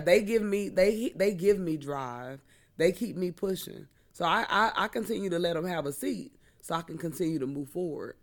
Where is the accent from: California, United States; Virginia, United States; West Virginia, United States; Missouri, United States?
Missouri, United States; I'm from the Show Me State